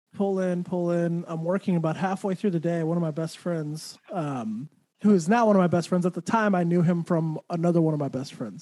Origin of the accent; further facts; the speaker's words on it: Santa Fe, New Mexico, United States; I grew up in Santa Fe, which Santa Fe I know people like, ooh, Santa Fe, but it's actually a very small small place